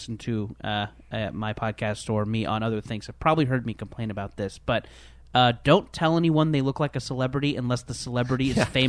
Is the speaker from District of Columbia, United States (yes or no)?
no; Philadelphia, Pennsylvania, United States; now in Chicago, United States; Because I grew up in Philadelphia a little bit, and I moved to Chicago.